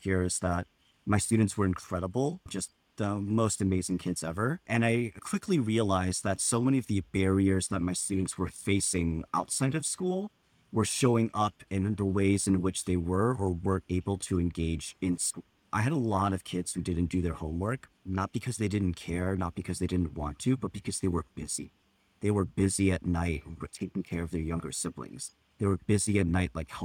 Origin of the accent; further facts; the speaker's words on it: Southern California, United States; Really proud to have grown up in Southern California